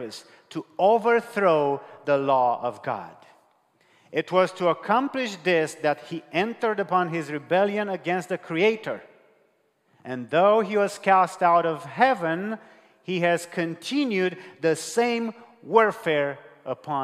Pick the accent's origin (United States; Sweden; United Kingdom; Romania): Romania; English is a second language; I'm from Romania. I speak to you in English here